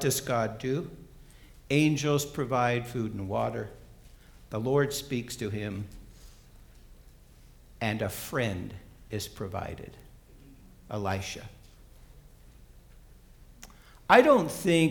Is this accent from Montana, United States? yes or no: yes; Bozeman, Montana, United States; moved away; And I grew up in Bozeman, Montana